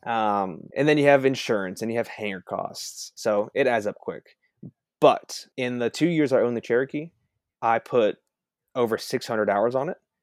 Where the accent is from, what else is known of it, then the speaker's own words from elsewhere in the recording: Hong Kong; moved away; also born or lived in Texas; I grew up in Hong Kong